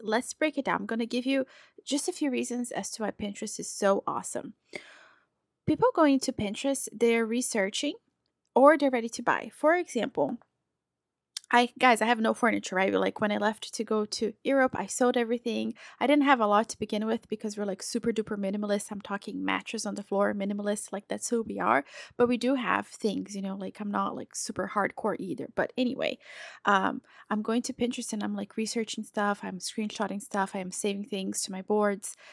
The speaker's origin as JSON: {"language": "English", "country": "Brazil", "tie": "born or raised there", "moved": "yes", "lives_now": "United States", "said": "I'm from Brazil."}